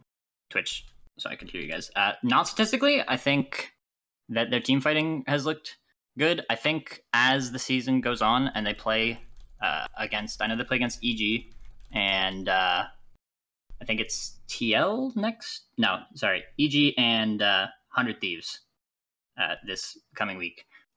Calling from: Hamilton, Ontario, Canada; I'm calling from... Hamilton, Ontario, Canada.

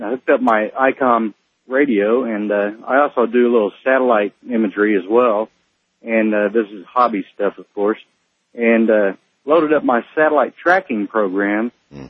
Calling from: College Station, Texas, United States; I'm calling from College Station, Texas.

